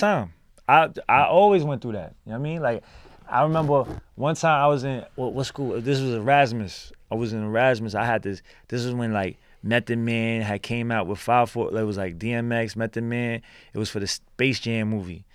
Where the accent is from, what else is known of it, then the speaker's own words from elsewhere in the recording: New York City, New York, United States; also born or lived in Brooklyn / Chinatown, New York City; I was born in Brooklyn, born and raised in Lower East Side